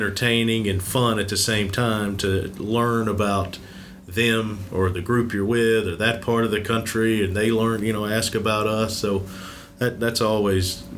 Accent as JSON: {"language": "English", "region": "Mississippi", "country": "United States", "said": "I'm from Mississippi"}